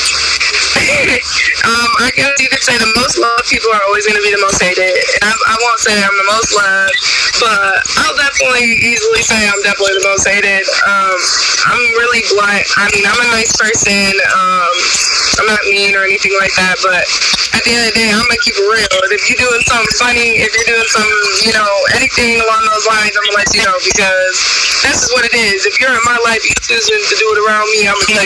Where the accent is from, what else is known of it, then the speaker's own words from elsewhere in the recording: Michigan, United States; I'm from Michigan